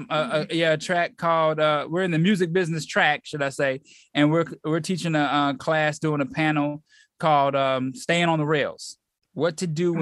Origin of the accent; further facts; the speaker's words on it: Atlanta, Georgia, United States; I'm the only one that's born and raised in Atlanta